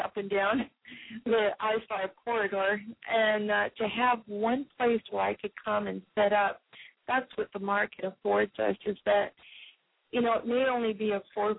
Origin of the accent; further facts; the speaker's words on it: Hawaii, United States; moved away as an adult; now in Seattle, United States; I'm from Hawaii